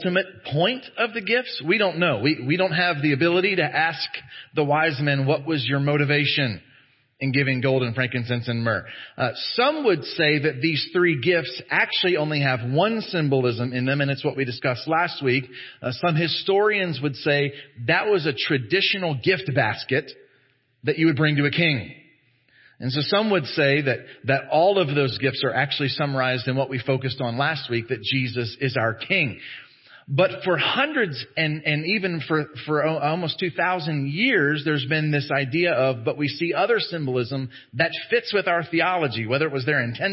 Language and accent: English; Texas, United States; as Americans, as Southern Americans, as Texan Americans, as evangelicals